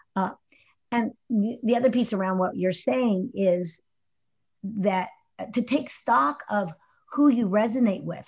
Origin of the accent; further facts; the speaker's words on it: Houston, Texas, United States; As a kid growing up in Houston, I grew up in Houston in, in the, uh, sixties and, uh, seventies.